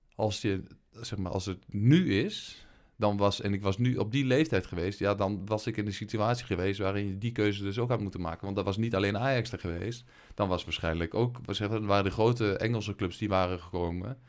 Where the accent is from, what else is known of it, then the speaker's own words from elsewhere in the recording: Geesteren, Overijssel, Netherlands; Ik kom uit Geesteren. Ja. Overijssel moet ik even bij zeggen.